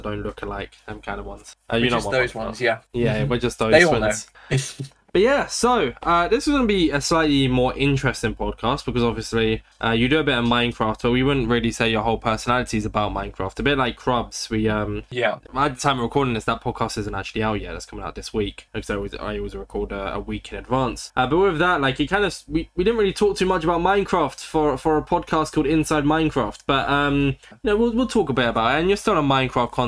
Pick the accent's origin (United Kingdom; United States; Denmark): United Kingdom; I'm British